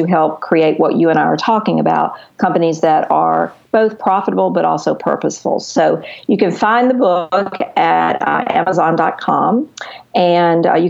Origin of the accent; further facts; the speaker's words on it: the South, United States; I am from the South